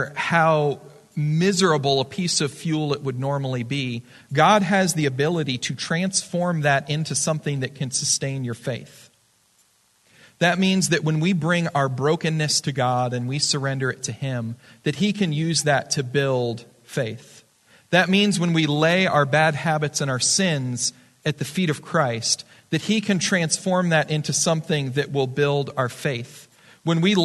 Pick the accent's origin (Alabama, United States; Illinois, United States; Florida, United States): Florida, United States; now in Arizona, United States; I'm from Florida for a long time.